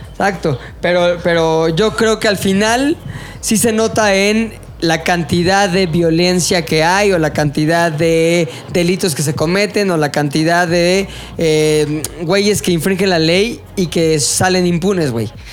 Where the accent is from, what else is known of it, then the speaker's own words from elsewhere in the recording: Mexico; también como mexicanos